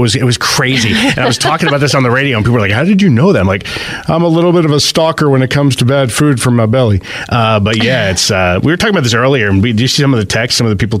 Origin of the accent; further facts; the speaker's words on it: Bridgewater, New Jersey, United States; moved away; my hometown of Bridgewater, New Jersey